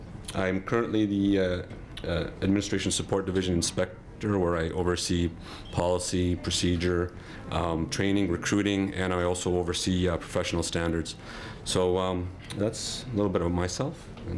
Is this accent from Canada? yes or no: yes; Lethbridge, Alberta, Canada; also born or lived in Lebanon / Olds, Alberta / Milk River, Alberta; I was born in Lebanon back in 84, and I came here in 91 with my family at the age of seven. Bounced around all over Alberta from Olds to Milk River down to here, Lethbridge, since 97.